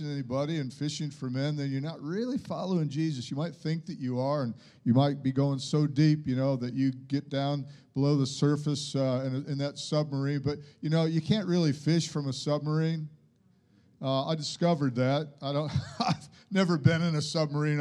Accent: United States; moved away; I went to high school in America

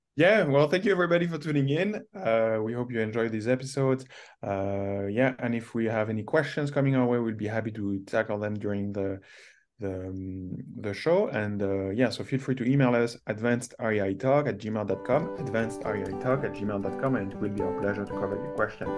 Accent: Canada; as a Canadian investing in the U.S.

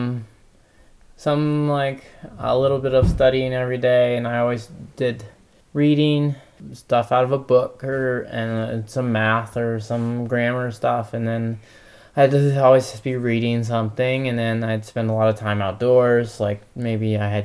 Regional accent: Ohio, United States; I grew up in Ohio, in a small town.

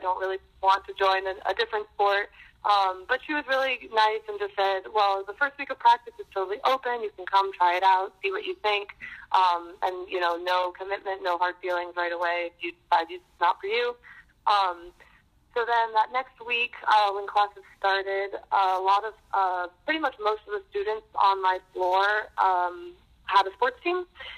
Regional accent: Boston, Massachusetts, United States; So I grew up in Boston. I moved around a lot when I was a kid

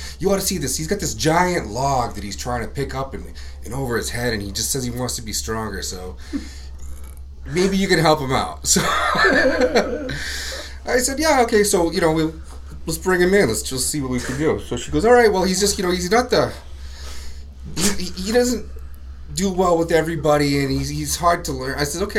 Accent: Virginia Beach, Virginia, United States; now in Maine, United States; I'm from Virginia Beach.

